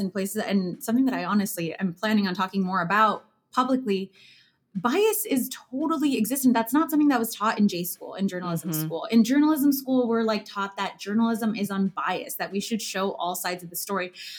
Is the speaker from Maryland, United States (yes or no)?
no; Chicago, Illinois, United States; moved away as an adult; also born or lived in New York; now in Chicago, United States; I come from a neighborhood from Chicago, a working class Latino neighborhood on the northwest side called Hermosa, where I'm surrounded by entrepreneurs